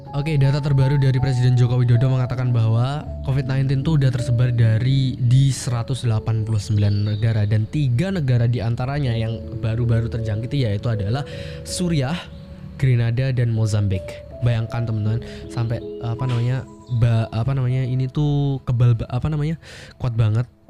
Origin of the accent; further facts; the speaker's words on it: Ponorogo, East Java, Indonesia; Ponorogo, kotaku tercinta